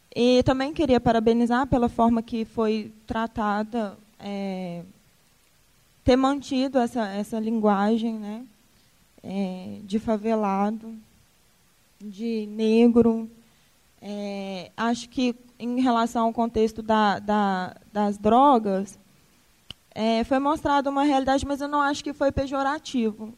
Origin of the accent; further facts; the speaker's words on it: Ribeirão das Neves, Minas Gerais, Brazil; eu também sou de Ribeirão das Neves. Sou de Ribeirão das Neves, é, sou de uma região periférica